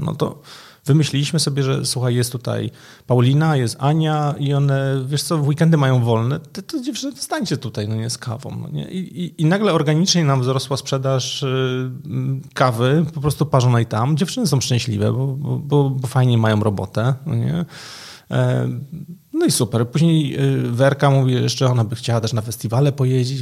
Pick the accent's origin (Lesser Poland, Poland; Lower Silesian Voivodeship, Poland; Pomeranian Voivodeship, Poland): Lesser Poland, Poland; Kraków; Ja jestem z Krakowa, jestem zameldowany w Krakowie